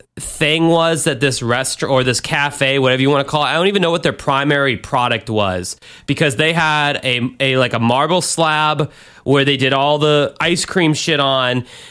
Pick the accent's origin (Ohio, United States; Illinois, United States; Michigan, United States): Illinois, United States; Chicago; I know I'm from Chicago, but who the hell puts tomatoes and pickles on a fucking hot dog?